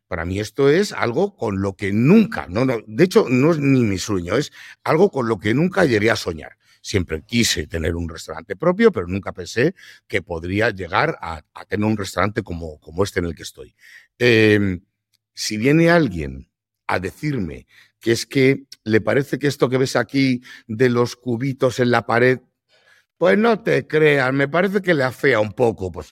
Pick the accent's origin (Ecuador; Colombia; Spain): Spain; Madrid, Community of Madrid; yo soy madrileño y yo no hago cocido madrileño en el restaurante, pero no me toques el cocido.